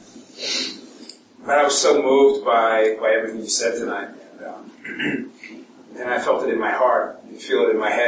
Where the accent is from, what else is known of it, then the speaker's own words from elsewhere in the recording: New York City, New York, United States; I grew up in the South Bronx with an Irish father